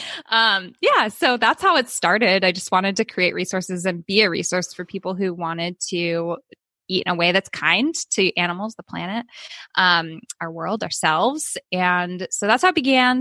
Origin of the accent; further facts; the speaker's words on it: Oakland, California, United States; also born or lived in Albany, New York; now in Sacramento, United States; I was born in New York and I was adopted, so I was swiftly brought home to California, where I grew up in Oakland, California.